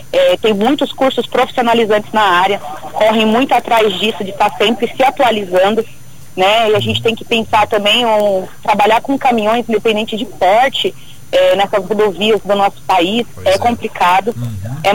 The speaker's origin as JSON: {"language": "Portuguese", "region": "São Paulo", "country": "Brazil", "also_born_or_lived": "Valparaíso", "moved": "as an adult", "said": "sou de São Paulo."}